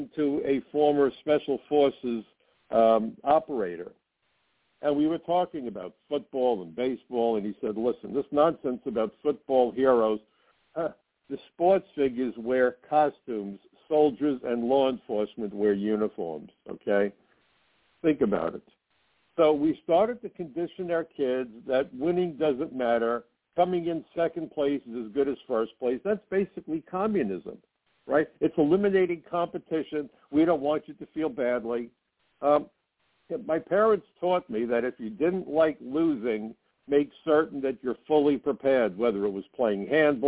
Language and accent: English; New York City, New York, United States; I grew up in Brooklyn